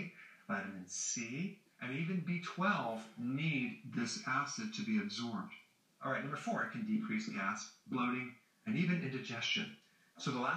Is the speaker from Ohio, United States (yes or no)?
no; Wisconsin, United States; growing up in Wisconsin, where there's farms all around our neighborhood